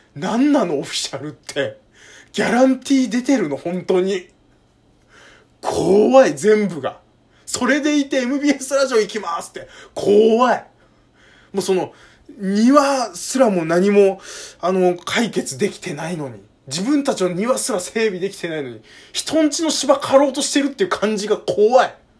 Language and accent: Japanese; Kanto, Japan; 僕関東の人間